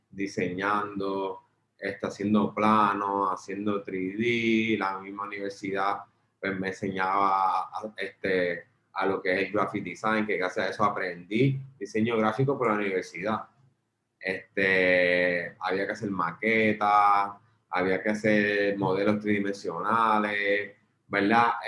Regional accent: Mayagüez, Puerto Rico; also born or lived in Ponce; yo soy natural de Mayagüez.

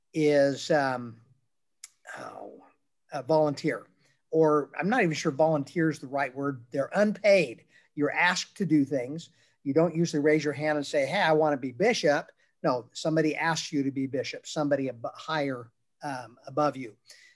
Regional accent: Utah, United States; moved away as an adult; now in Texas, United States; I was born and raised in Utah, in a Mormon household.

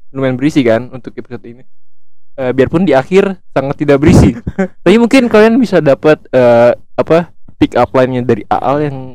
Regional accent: Garut, West Java, Indonesia; gue Garut. Gue berharap lu ini sih, gue gue Sunda

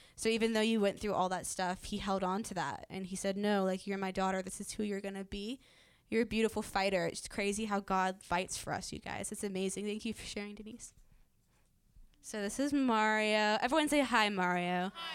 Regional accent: Virginia Beach, Virginia, United States; now in Redding, United States; I live in Redding, California. I'm originally from Virginia Beach

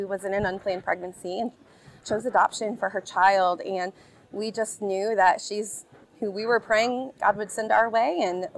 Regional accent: Kokomo, Indiana, United States; I grew up right here in Kokomo, Indiana

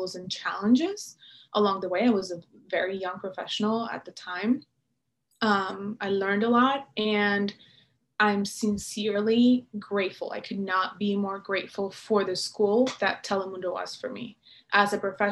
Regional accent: Venezuela; moved away as an adult; now in United States; I was coming from Venezuela, which is where I was born and raised.

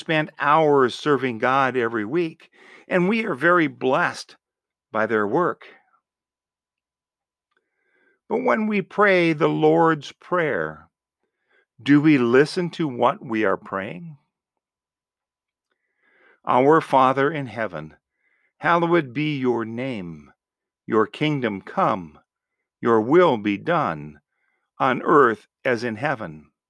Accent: Buffalo, New York, United States; In my home parish where I grew up in Buffalo, New York

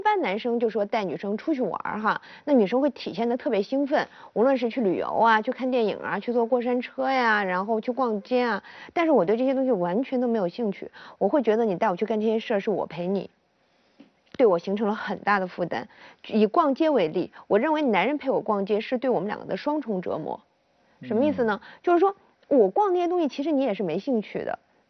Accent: Zhuhai, Guangdong, China; 我们广东人民特别奔放

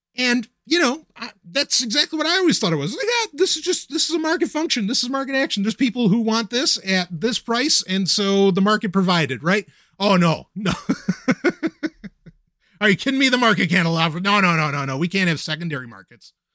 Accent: New York City, New York, United States; I grew up in Queens. I grew up in New York

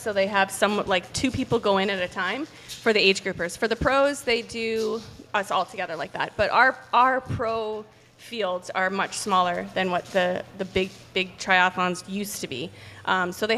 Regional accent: Canada; moved away as an adult; also born or lived in United States; Before I left Canada, because I'm from Canada, I went to school

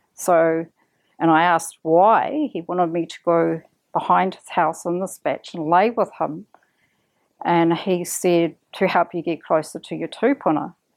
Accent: Kaitaia, Northland, New Zealand; moved away; also born or lived in Auckland; I come from Kaitaia

